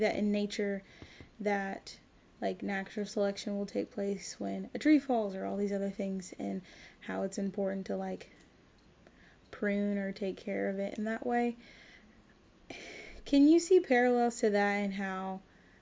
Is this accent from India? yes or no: no; Nigeria; being a Nigerian